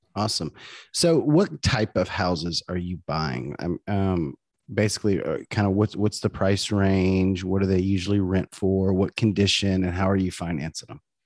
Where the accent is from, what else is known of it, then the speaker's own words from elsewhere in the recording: near Zachary, Louisiana, United States; Lizzie is, is from my hometown, well, nearby my hometown. She's from Zachary, Louisiana